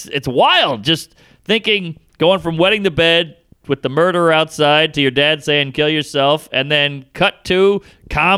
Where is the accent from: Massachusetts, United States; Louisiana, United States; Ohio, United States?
Louisiana, United States; moved away; I'm proud of my home state